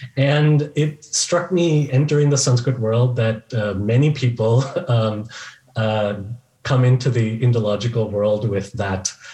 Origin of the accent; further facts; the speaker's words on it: Bay Area, California, United States; now in Chicago, United States; I grew up in the Bay Area in California